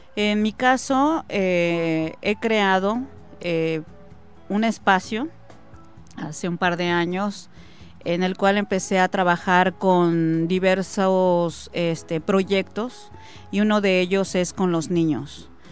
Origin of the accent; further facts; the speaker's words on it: State of Mexico, Mexico; now in Campeche, Mexico; soy nacida en el Estado de México, tengo 20 años viviendo ya en el Estado de Campeche